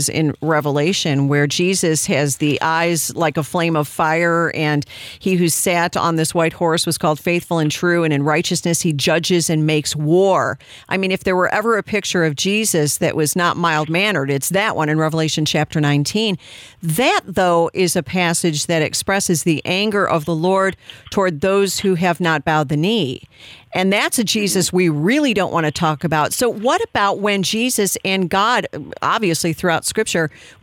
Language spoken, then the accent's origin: English; Illinois, United States; That's my home state, too